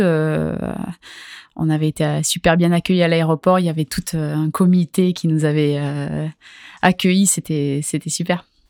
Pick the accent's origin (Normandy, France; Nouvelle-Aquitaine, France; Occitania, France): Nouvelle-Aquitaine, France; Hendaye; now in Anglet, France; J'ai grandi à Hendaye et là ça fait plusieurs années que, que je vis à Anglette